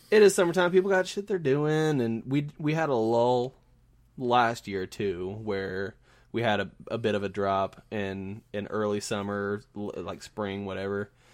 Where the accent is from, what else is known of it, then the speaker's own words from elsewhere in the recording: Southern Indiana, United States; now in Kansas City, United States; I'm from Southern Indiana where everybody's sort of, like, waving at each other